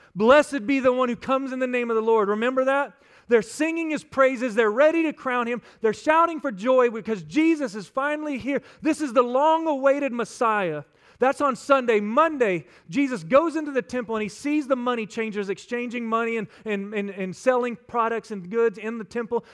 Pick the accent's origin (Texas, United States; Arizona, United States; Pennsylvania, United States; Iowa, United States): Texas, United States; West; I'm from West Texas, and out there we like to keep it simple